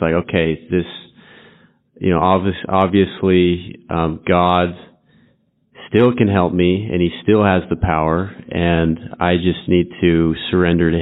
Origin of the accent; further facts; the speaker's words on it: Utah, United States; I'm from Utah